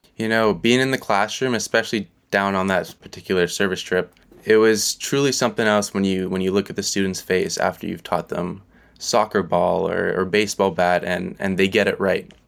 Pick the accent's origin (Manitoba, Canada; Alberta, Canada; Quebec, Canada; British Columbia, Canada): British Columbia, Canada; Vancouver; moved away as an adult; now in Kingston, Canada; growing up in Vancouver all my life